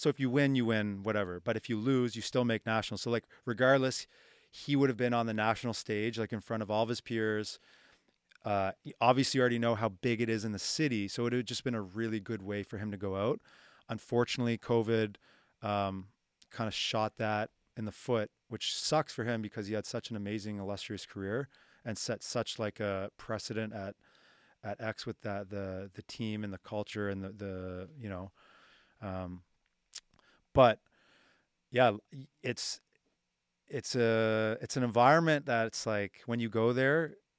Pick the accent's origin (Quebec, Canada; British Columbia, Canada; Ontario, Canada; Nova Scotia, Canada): Nova Scotia, Canada; Halifax; where I grew up in the North End